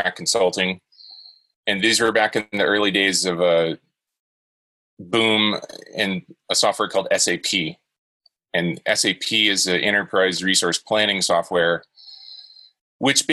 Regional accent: Jacksonville, Florida, United States; I grew up in Florida, in Jacksonville.

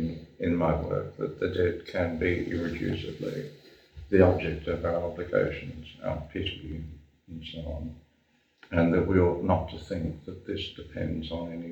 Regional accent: Germany; born there; it is important to my sense of things that I was born in Germany

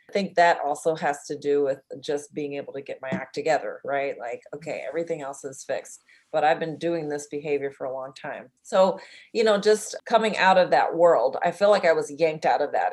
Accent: Oakland, California, United States; I'm from California, from the ghetto of Berkeley, Oakland area

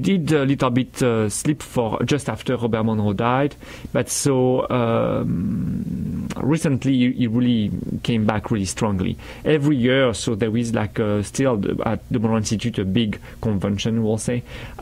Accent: France; English is a second language; moved away as an adult; now in Vancouver, Canada; I didn't speak a word of English when I arrived from France

